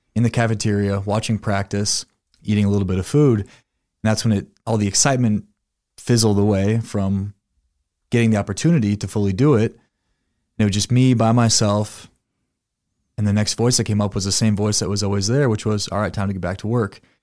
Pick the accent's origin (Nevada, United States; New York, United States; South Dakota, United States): South Dakota, United States; Sioux Falls; I was born and raised here in Sioux Falls, South Dakota.